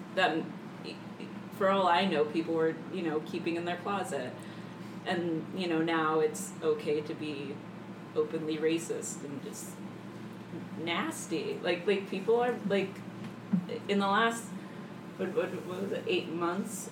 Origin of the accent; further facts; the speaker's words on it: Pennsylvania, United States; moved away; I'm not from Chicago, from mm. Pennsylvania, with mm. all the farming